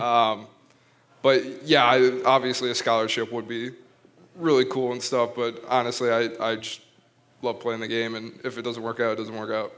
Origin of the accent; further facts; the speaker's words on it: Wisconsin, United States; now in Minnesota, United States; originally born Wisconsin